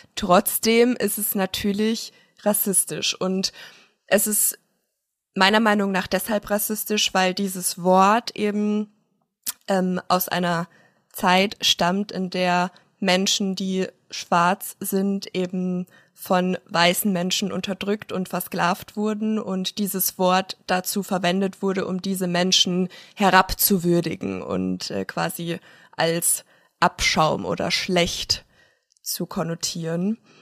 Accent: Munich, Bavaria, Germany; also born or lived in Wasserburg; ich komme aus München, dann komme ich daher

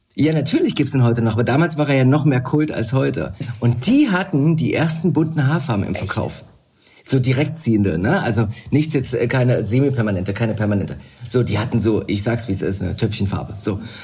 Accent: the East, East Germany, Germany; also born or lived in London; bei uns im Osten

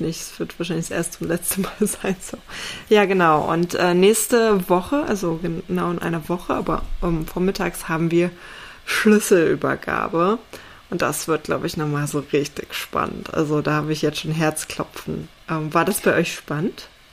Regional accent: East Germany, Germany; ich bin ja in, in Ostdeutschland aufgewachsen, ne? ehemalige DDR

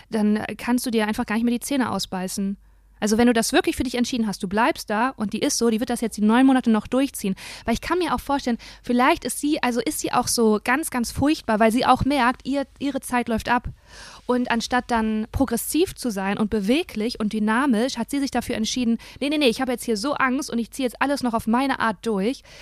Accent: Germany; anderen Ländern dachten halt nicht, dass ich Deutsche bin.

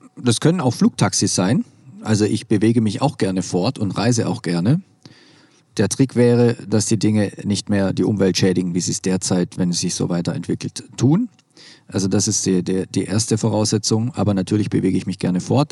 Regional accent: Swabia, Germany; Ich komme aus dem Schwäbischen

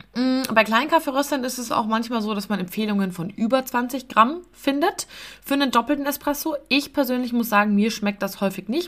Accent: Munich, Bavaria, Germany; ich komme aus München, bin 30 Jahre alt

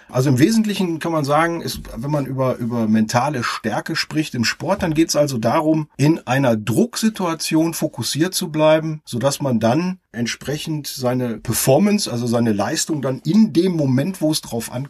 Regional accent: Essen, North Rhine-Westphalia, Germany; now in Kempen, Germany; Ich komme aus dem Ruhrgebiet mitten raus aus der wunderschönen Stadt Essen und wohne jetzt mit meiner Familie am Niederrhein in Kempen und das auch schon eine etwas längere Zeit.

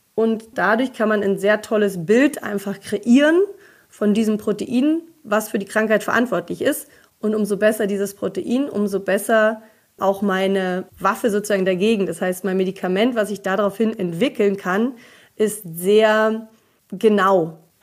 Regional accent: East Germany, Germany; ich bin ja in Ostdeutschland geboren

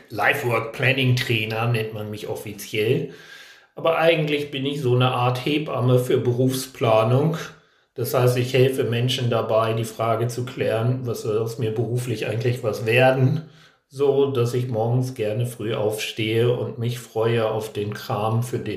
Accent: Hanover, Lower Saxony, Germany; born there; Also vielleicht hört man es nicht, aber ich komme gebürtig aus Hannover, wo man bekanntlich das reinste Hochdeutsch sprechen soll.

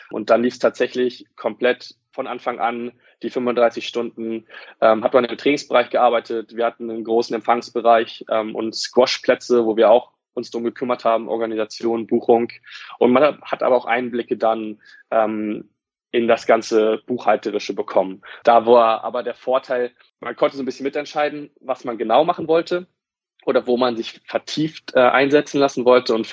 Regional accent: Wolfsburg, Lower Saxony, Germany; Und das Studio war bei mir in Wolfsburg, da wo ich herkomme.

